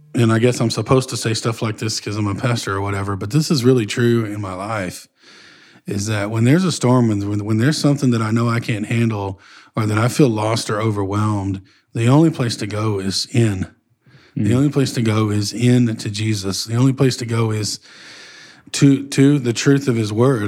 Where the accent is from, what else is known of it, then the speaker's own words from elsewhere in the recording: Northeast Texas, United States; where I grew up in Northeast Texas area